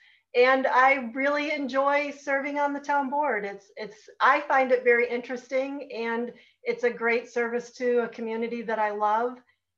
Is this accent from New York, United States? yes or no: yes; Marcellus, New York, United States; is born and raised in Marcellus. My husband and I live here.